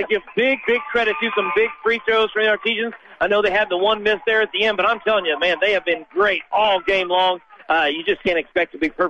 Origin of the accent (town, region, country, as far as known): Rushville, Indiana, United States; born or raised there